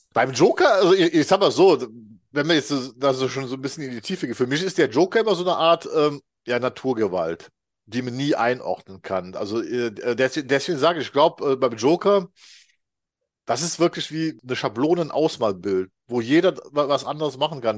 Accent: Rhineland, Germany; 56, ich komme immer noch aus dem Rheinland

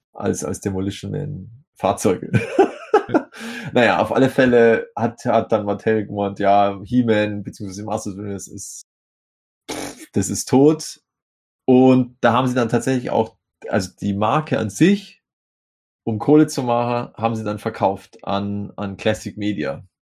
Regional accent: Vaterstetten, Bavaria, Germany; also born or lived in Grafing bei München; in meinem Heimatort, Vaterstetten

